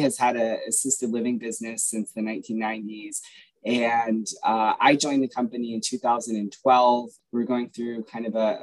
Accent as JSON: {"language": "English", "town": "Boston", "region": "Massachusetts", "country": "United States", "tie": "born or raised there", "also_born_or_lived": "Louisville, Kentucky, United States", "said": "I grew up in Louisville, Kentucky. When I was nine, I had to move in with my father in Boston"}